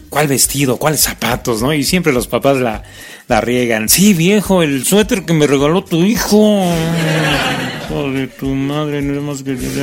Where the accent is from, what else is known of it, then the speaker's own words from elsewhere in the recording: Mexico; así somos los mexicanos